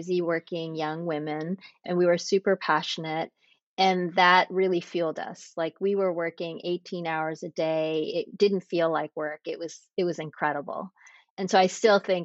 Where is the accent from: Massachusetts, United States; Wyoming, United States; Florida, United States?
Massachusetts, United States; Framingham; moved away as an adult; also born or lived in Pennsylvania / New York / Boston; I grew up in Massachusetts in a suburb called Framingham